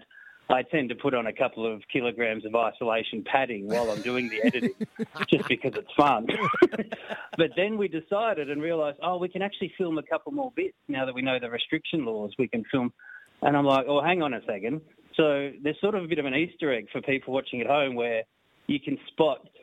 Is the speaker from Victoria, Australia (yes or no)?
yes; Sale, Victoria, Australia; now in Melbourne, Australia; I grew up in Sale, a country town in Victoria